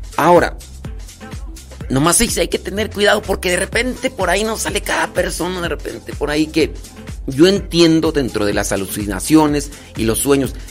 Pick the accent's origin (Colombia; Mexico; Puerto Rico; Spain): Mexico; para los que somos mexicanos